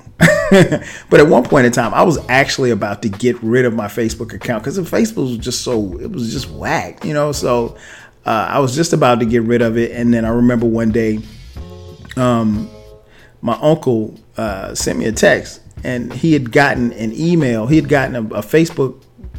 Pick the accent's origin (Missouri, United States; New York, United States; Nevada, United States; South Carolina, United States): South Carolina, United States; Florence; moved away as an adult; now in Atlanta, United States; home meaning my hometown, which where she lives, Florence, South Carolina